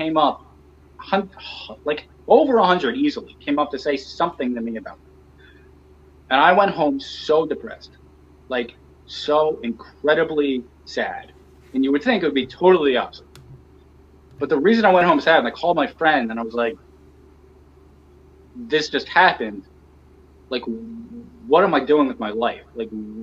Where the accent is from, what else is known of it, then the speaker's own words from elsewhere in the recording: Pittsburgh, Pennsylvania, United States; moved away; I am kind of proud about being from Pittsburgh. I like telling people I'm from Pittsburgh.